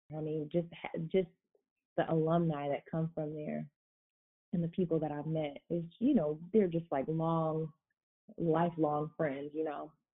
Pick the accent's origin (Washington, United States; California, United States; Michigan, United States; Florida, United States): Florida, United States; South; moved away as an adult; now in Fort Wayne, United States; I'm originally from South Florida